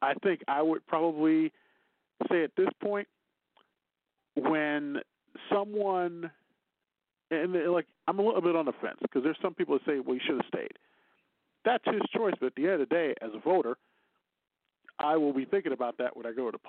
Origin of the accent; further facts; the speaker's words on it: Midwest, United States; now in Texas, United States; as a Midwesterner